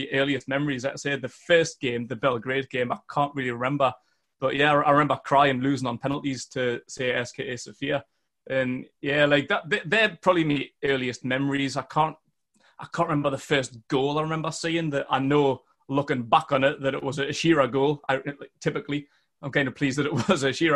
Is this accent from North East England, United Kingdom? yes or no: yes; Northumberland, North East England, United Kingdom; accent: Geordie; I'm from Northumberland, from a small town about 10 miles north of Newcastle